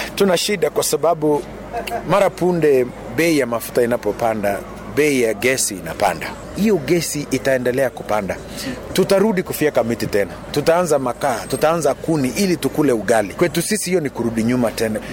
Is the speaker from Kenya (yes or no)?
yes; Kenya; sisi ni Wakenya